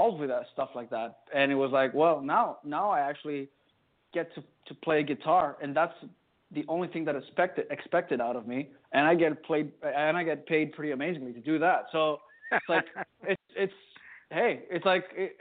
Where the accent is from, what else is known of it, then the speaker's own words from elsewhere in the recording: Greece; we're from Greece